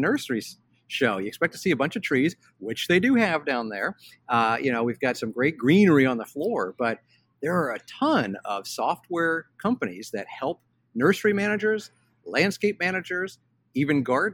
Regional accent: Cincinnati, Ohio, United States; I grew up in Cincinnati, Ohio

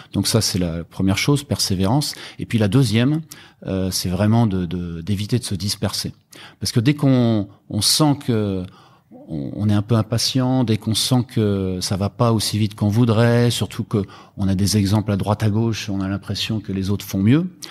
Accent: Rennes, Brittany, France; moved away as an adult; also born or lived in Germany; now in Hong Kong; je viens de Rennes en Bretagne, mais j'habite euh, à Hong Kong depuis 12 ans avec ma femme et mes enfants

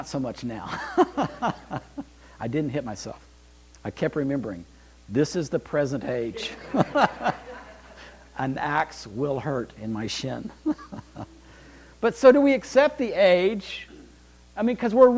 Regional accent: Bakersfield, California, United States; I was born in Bakersfield, California

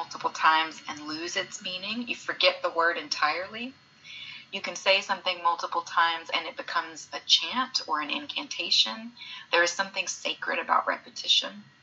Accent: Alabama, United States; moved away; I had enough of being on display growing up in the South and our family constantly being observed.

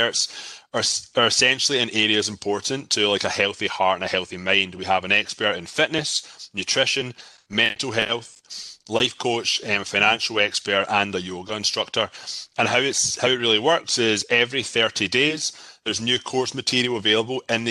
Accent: Scotland, United Kingdom; moved away as an adult; now in Toronto, Canada; I'm from Scotland. I live in Toronto, Canada. I moved here 14 years ago

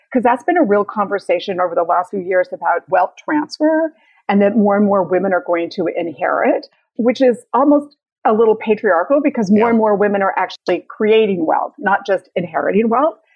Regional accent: Utah, United States; moved away; I'm originally from Utah

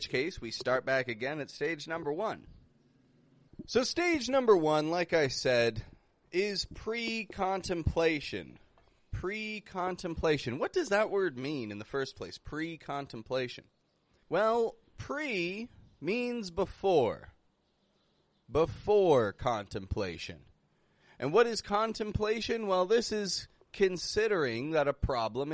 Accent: Canada; I come from Canada

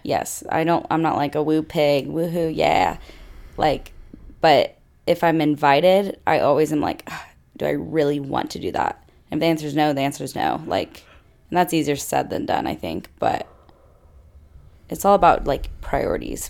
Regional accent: Fayetteville, Arkansas, United States; I grew up in Fayetteville, where Arkansas is.

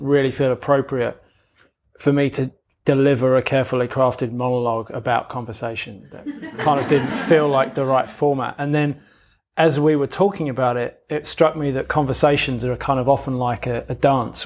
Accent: London, United Kingdom; moved away; I grew up in London, which is why I've got a funny accent.

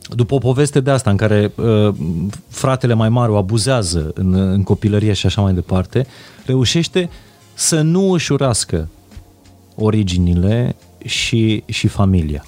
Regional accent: Transylvania, Romania; Eu vin din Ardeal.

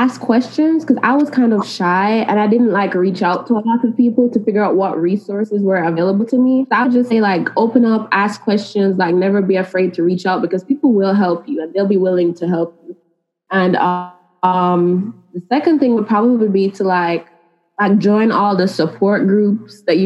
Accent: Jamaica; moved away as an adult; now in Monroe, United States; I'm from Jamaica, and we don't have a lot of like different career options.

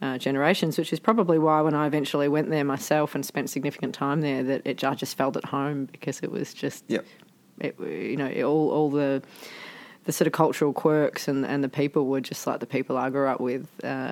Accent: Melbourne, Victoria, Australia; I was born in Melbourne, born and raised in the eastern suburbs of Melbourne. So I grew up actually originally in Wanturna, so outer east

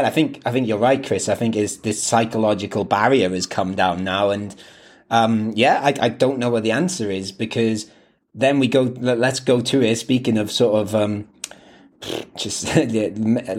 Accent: Wales, United Kingdom; moved away; I grew up playing football in Wales

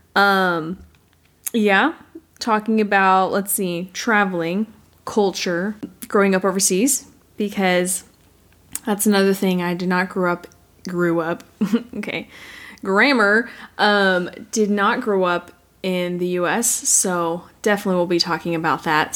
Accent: United States; I am American

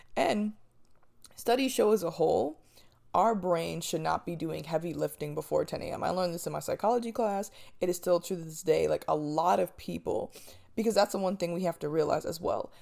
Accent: New Jersey, United States; moved away; I'm from Jersey.

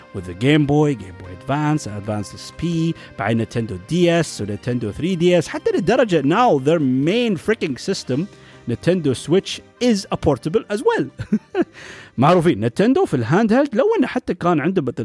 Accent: United Arab Emirates; عندنا في الامارات

